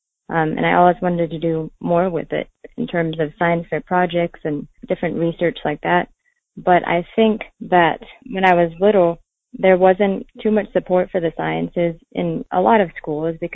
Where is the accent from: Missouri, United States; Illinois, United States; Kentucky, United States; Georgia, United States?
Georgia, United States; Columbus; my hometown of Columbus, Georgia